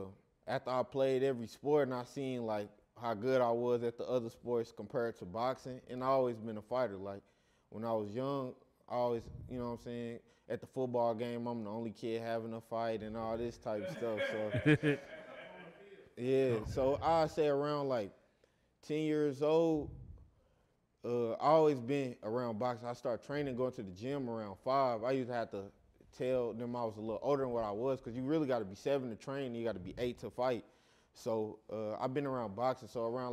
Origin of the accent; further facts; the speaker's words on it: St. Louis, Missouri, United States; moved away; Man, my childhood growing up, man, it started all in St. Louis, Missouri. That's originally where I'm from. I live half of my life here and half of my life in St. Louis. So I really say I'm from both, but originally I'm from St. Louis, though.